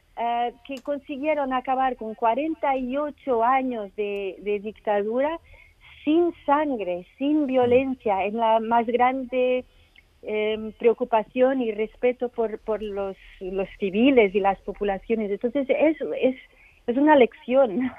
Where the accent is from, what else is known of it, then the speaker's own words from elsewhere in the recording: Portugal; como portuguesa